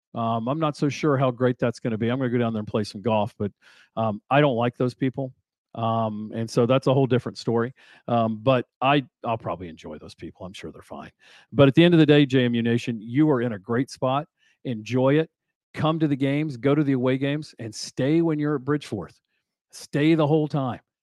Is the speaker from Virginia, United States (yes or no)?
yes; Fishersville, Virginia, United States; I grew up in Fishersville, right across the mountain